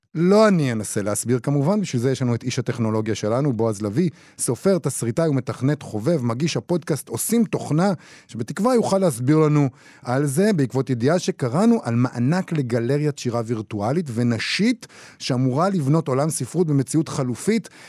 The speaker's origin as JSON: {"language": "Hebrew", "country": "Israel"}